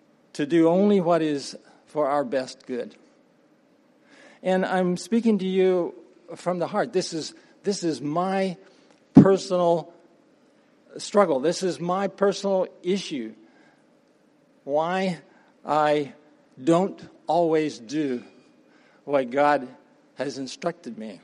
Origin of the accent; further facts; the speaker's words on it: Appalachian Mountain region, United States; Started off on a farm, actually a tree farm. For those who don't know, that's what they call the timber business. And my father had a vision for making a living with trees in Appalachia. So I'm from the Appalachian Mountain region